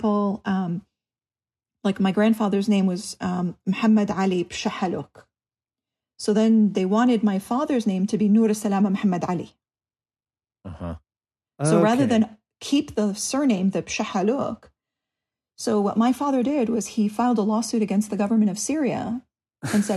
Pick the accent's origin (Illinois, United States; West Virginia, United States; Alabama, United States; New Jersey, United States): New Jersey, United States; Clifton; now in Southern California, United States; We grew up in Clifton, New Jersey